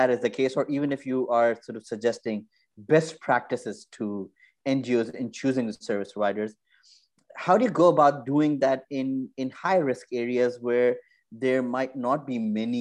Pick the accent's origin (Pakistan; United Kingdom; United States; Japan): Pakistan; I grew up in Pakistan